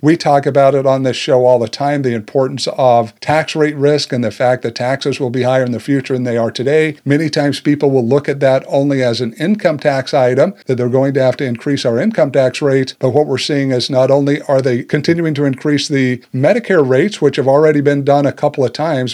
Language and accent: English; United States; us as Americans